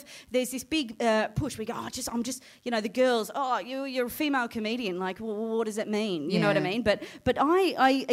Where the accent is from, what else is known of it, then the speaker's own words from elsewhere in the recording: Port Adelaide, South Australia, Australia; I'm from Port Adelaide